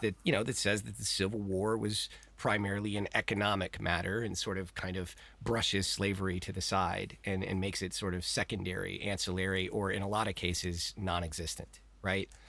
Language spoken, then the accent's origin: English; Texas, United States; I am born and raised in Texas